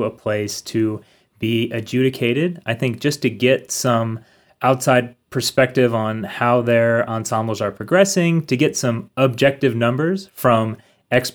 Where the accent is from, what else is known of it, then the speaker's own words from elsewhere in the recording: Harrisburg, Pennsylvania, United States; moved away as an adult; also born or lived in Minneapolis, Minnesota; now in Berea, United States; I'm from Harrisburg, Pennsylvania.